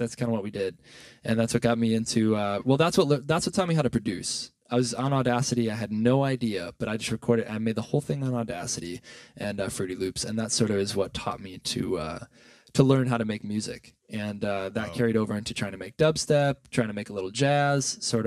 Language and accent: English; Milwaukee, Wisconsin, United States; we have lived in Milwaukee for always